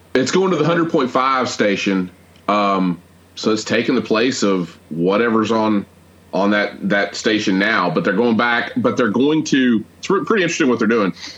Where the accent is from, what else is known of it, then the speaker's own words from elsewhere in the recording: Atlanta, Georgia, United States; growing up in Atlanta